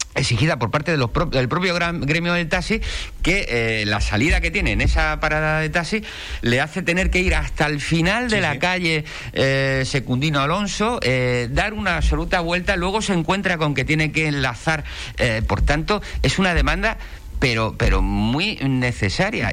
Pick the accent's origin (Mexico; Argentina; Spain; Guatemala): Spain; Ceuta; now in Puerto del Rosario, Spain; soy de Ceuta, nacido en Ceuta